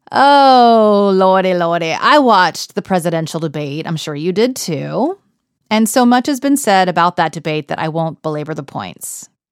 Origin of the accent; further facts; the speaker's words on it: Texas, United States; now in Harlem, New York, United States; I'm from Texas. the most conservative county in Texas, as a matter of fact. These are my roots